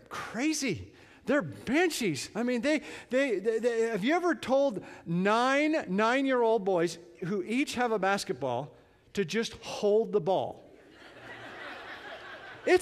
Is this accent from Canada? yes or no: yes; Canada; now in United States; I'm from Canada